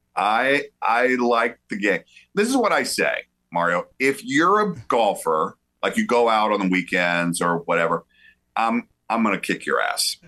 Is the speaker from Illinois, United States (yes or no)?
no; the South, Georgia, United States; I'm from the South, right? So like, uh, grew up going to the University of Georgia